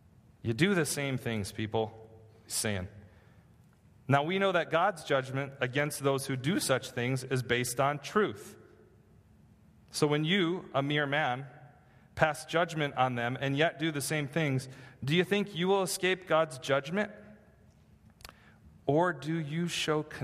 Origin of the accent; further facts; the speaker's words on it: Michigan, United States; now in California, United States; I grew up in Michigan, and there are no mountains in Michigan